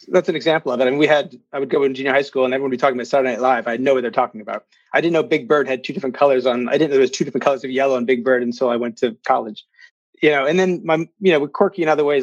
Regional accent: just outside of Philadelphia, Pennsylvania, United States; also born or lived in Virginia / North Carolina; we moved to Pennsylvania just outside of Philadelphia when I was three, or four.

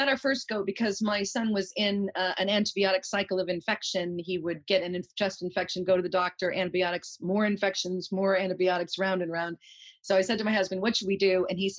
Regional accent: United States; moved away; I say kefir because I'm American.

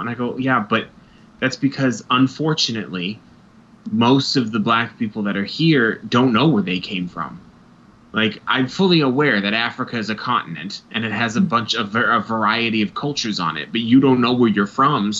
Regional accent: Ireland; But people will say you're Scottish, right? No, I'm Irish.

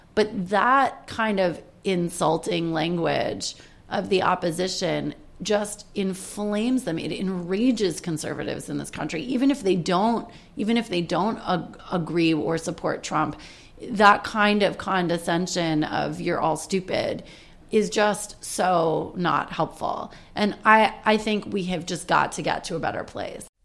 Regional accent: Washington, District of Columbia, United States; moved away as an adult; now in New York, United States; I grew up in Washington, D.C., which is in a completely democratic neighborhood.

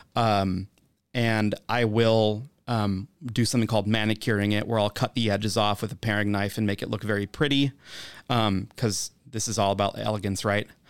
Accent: Wisconsin, United States; I'm from Wisconsin

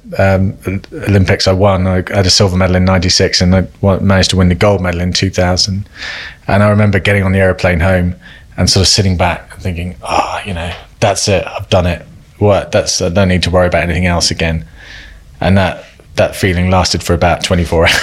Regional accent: Cornwall, South West England, United Kingdom; I grew up in Cornwall

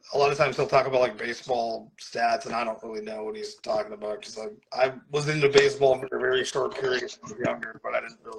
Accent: Wisconsin, United States; The three of us that are from Wisconsin.

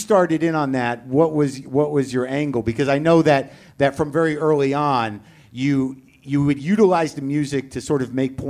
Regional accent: New Mexico, United States; when I grew up in New Mexico, there was a KRST in Albuquerque.

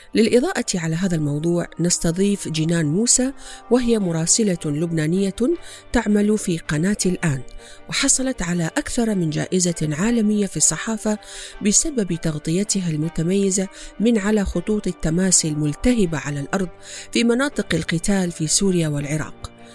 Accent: Iraq; في بلادنا العراق

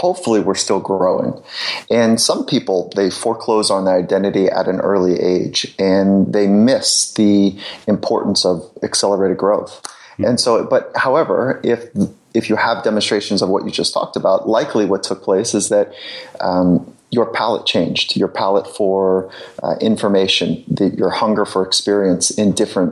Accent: Southern California, United States; I grew up in Southern California, so surfing was the group that I spent most of my time with.

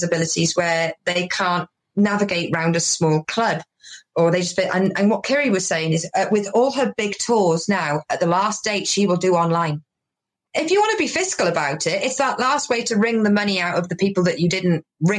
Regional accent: England, United Kingdom; And like being Welsh or being from where I am in England, we're known as bumpkins, which is a farmer kind of folk.

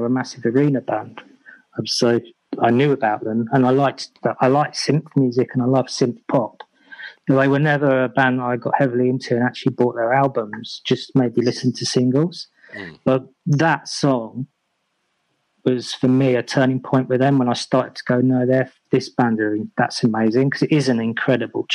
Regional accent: Essex, East of England, United Kingdom; born or raised there; moved away; also born or lived in Wiltshire / Germany / London

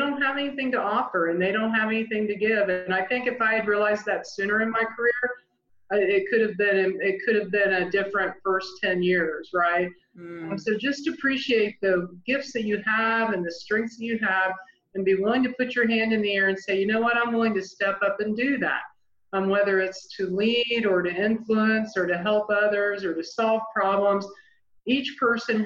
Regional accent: Indiana, United States; born or raised there

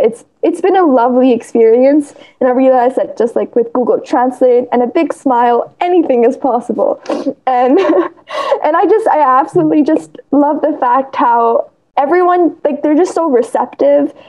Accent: India; I'm from India

